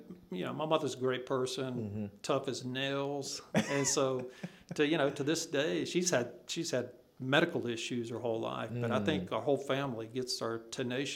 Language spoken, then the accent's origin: English; Enterprise, Alabama, United States; moved away as an adult; also born or lived in North Carolina / Charlotte, North Carolina / Hattiesburg, Mississippi / Troy, Alabama; now in Nashville, United States; growing up in Enterprise, Alabama